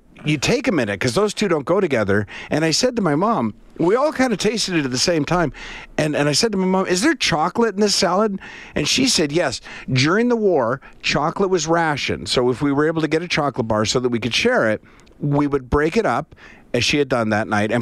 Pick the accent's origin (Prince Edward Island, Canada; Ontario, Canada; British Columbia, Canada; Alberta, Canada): Prince Edward Island, Canada; also born or lived in Winnipeg; I was born in Winnipeg, but I grew up most of my life in Prince Edward Island